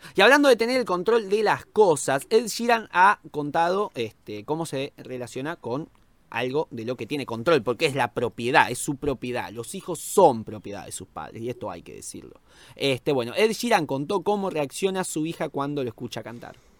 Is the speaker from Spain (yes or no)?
no; Argentina; como argentino